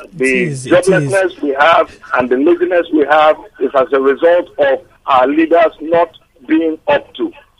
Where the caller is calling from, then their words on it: Surulere, Lagos, Nigeria; I'm calling from Surulere.